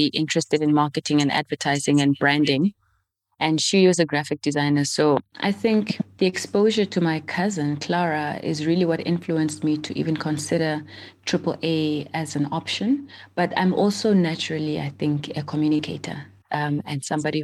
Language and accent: English; Windhoek, Khomas, Namibia; first language Oshiwambo; English is a second language; also born or lived in northern Namibia; born in a small missionary town in the northern part of Namibia, but raised in the capital city, Windhoek.